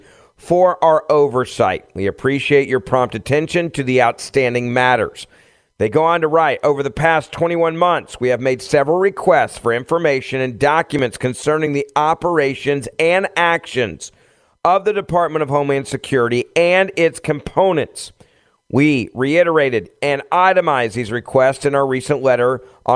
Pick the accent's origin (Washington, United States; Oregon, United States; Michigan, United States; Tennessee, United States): Tennessee, United States; Memphis; my hometown of Memphis